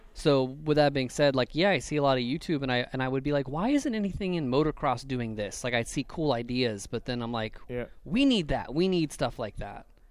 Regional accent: Ohio, United States; I'm from Ohio. It's the middle of nothing.

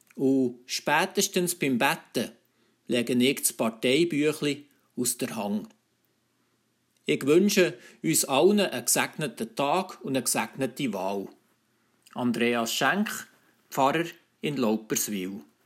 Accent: Switzerland; bei uns in der Schweiz

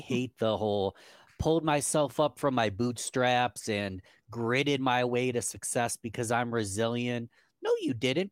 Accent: Rochester, New York, United States; Rochester, New York, from my hometown

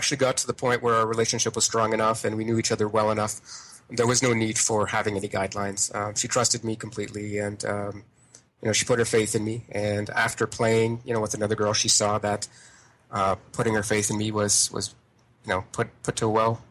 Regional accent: Ontario, Canada; now in Quebec City, Canada; I'm originally from Ontario

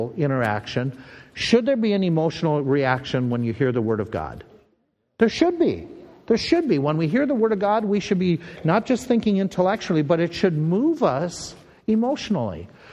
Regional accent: Minnesota, United States; accent: Minnesota; my Minnesota accent.

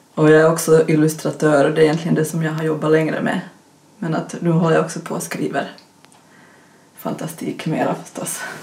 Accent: Finland; accent: Finland-Swedish; som ni kanske hör på min dialekt så vi var en grupp med finlandssvenska författare

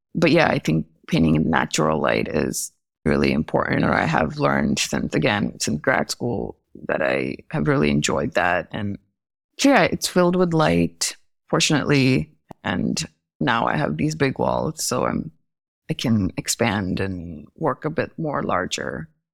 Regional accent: New Delhi, Delhi, India; moved away as an adult; also born or lived in Chicago / Maryland; growing up in Delhi, in India

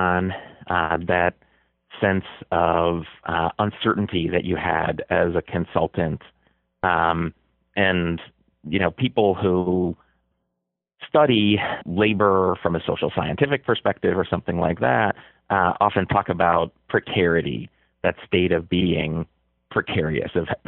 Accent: Buffalo, New York, United States; I was a little kid growing up in Buffalo

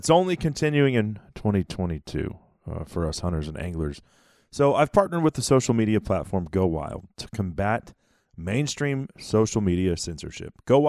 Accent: Dallas, Texas, United States; And certainly, you know, growing up in Dallas, it's far from what it was. I mean, it was country back in the 90s when I was a kid.

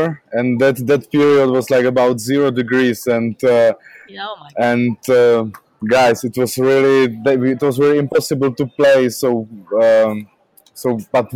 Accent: Brno, South Moravian Region, Czechia; English is a second language; here in Brno, my hometown

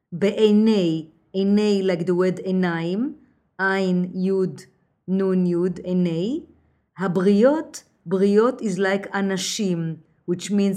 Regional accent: Jerusalem, Jerusalem District, Israel; now in New York City, United States; I was born in Jerusalem, and when I moved to New York, I worked

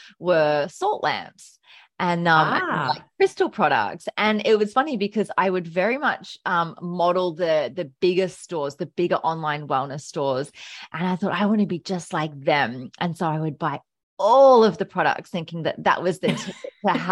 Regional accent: Brisbane, Queensland, Australia; also born or lived in Melbourne; I was born in Melbourne. So moved up in 1992 when I was very young. So majority of my life I've been in Brisbane

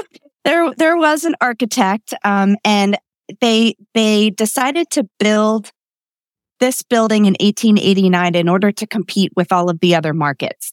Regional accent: Lititz, Pennsylvania, United States; also born or lived in Mount Joy, Pennsylvania; I grew up in Lititz, um, another, you know, cute landmark in, in our, um, county

